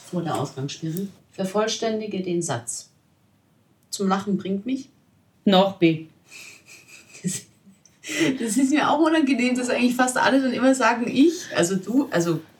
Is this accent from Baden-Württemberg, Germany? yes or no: yes; Baden-Württemberg, Germany; Ah, ja klar, ich bin Schwabe.